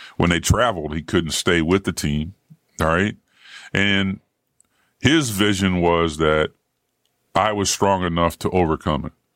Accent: Ohio, United States; moved away; also born or lived in Indiana; I grew up in Ohio with Woody Hayes.

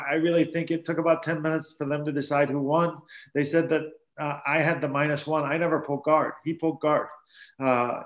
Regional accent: South Dakota, United States; I'm from South Dakota

